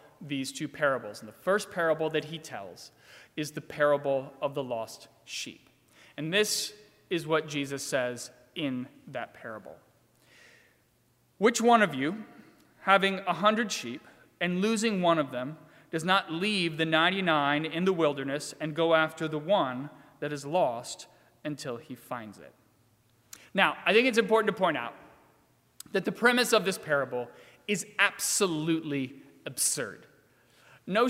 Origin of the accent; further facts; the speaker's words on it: Virginia, United States; moved away; So I grew up in Virginia, and the particular town that I grew up in Virginia has a pretty intense drinking culture.